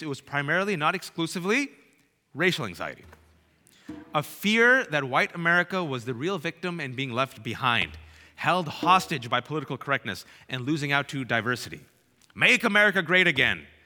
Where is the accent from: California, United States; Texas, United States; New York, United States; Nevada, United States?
California, United States; Bay Area; growing up in the Bay Area, California